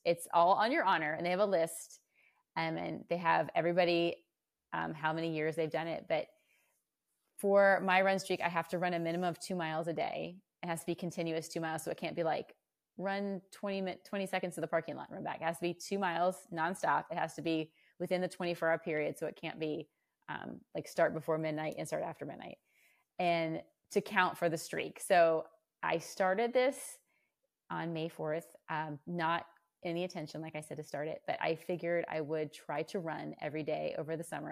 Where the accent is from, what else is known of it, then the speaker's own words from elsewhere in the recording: Virginia, United States; moved away as an adult; now in Austin, United States; I was um, born and raised in Virginia